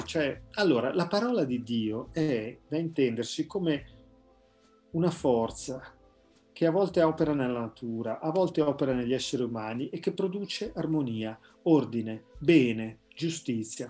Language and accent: Italian; Carate Brianza, Lombardy, Italy; della parrocchia di Carate Brianza, insomma il paese dove io sono nato e cresciuto